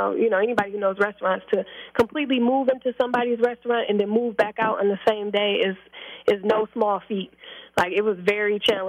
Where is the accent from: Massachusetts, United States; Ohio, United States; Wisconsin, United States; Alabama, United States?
Wisconsin, United States; Milwaukee; Like, I'm from Milwaukee, Wisconsin. Teenage mother.